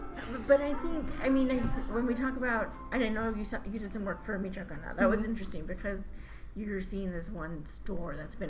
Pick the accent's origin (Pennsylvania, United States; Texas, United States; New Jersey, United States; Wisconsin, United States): Texas, United States; the Rio Grande Valley; now in San Antonio, United States; I grew up in the Valley